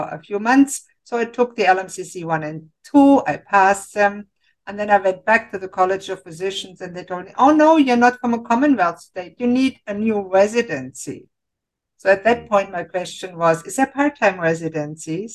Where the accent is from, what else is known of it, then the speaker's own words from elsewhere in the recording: Germany; moved away as an adult; now in Canada; I grew up in Germany and I became a physician